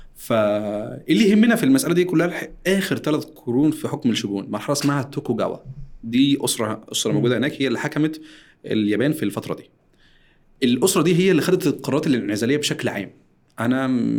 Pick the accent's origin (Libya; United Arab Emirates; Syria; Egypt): Egypt; احنا عندنا في مصر